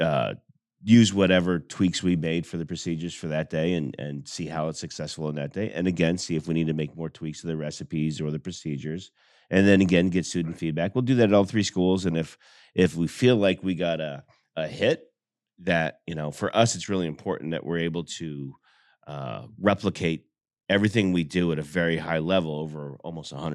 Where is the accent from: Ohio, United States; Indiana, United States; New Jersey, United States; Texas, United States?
New Jersey, United States; now in Greenville, South Carolina, United States; I grew up in New Jersey, not West New York